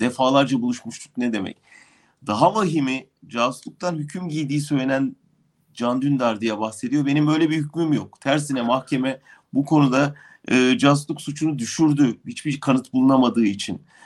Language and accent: Turkish; Turkey; moved away